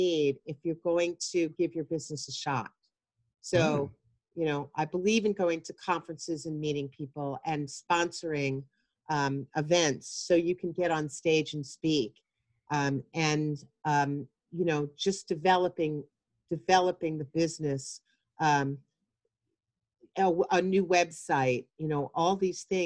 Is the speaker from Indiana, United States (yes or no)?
no; Long Island, New York, United States; also born or lived in Pennsylvania; I grew up on Long Island and then after college moved to the city